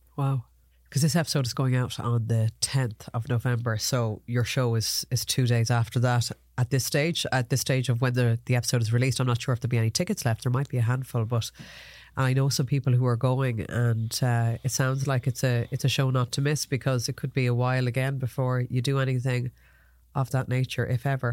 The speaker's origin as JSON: {"language": "English", "country": "Ireland", "said": "as Irish people"}